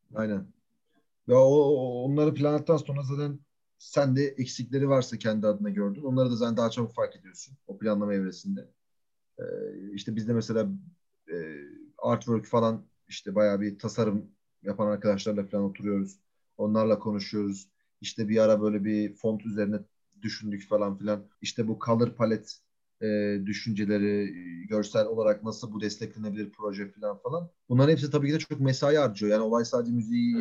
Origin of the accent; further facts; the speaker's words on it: Ankara, Turkey; Çünkü Ankara'da büyüyoruz. Ankara'da büyüdük.